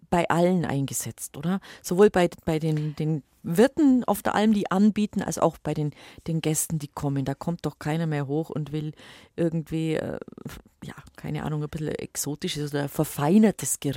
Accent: Bavaria, Germany; bei uns im Allgäu sagt das man Her, Herbensmus, also aus, aus Hafer gekocht.

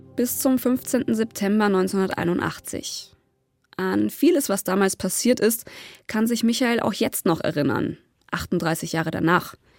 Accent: near the Ammersee, Bavaria, Germany; Ich bin ganz in der Nähe aufgewachsen

